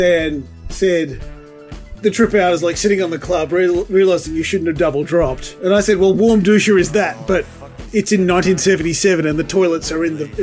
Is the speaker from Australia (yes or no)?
yes; Australia; the generation of Australian Gen X people that we came from.